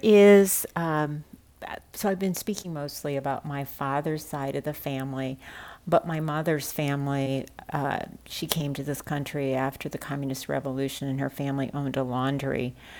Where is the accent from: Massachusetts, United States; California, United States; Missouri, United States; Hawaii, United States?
Missouri, United States; St. Louis; growing up in St. Louis at the time that I did, I often felt that there were not very many other Chinese families